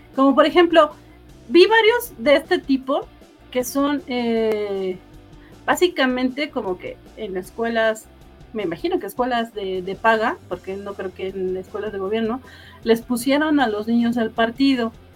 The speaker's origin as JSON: {"language": "Spanish", "country": "Mexico", "said": "yo como mexicana"}